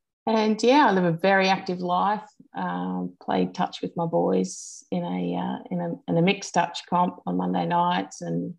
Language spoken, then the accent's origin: English; Toowoomba, Queensland, Australia; also born or lived in Kooyong, Victoria; so that's sort of my heritage, I suppose. And when I was 5, we moved up from Victoria to Toowoomba in Queensland. So I grew up in Toowoomba.